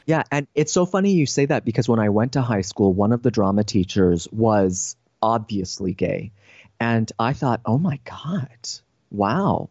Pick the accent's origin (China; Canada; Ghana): Canada; now in San Diego, United States; I'm a Canadian now living in San Diego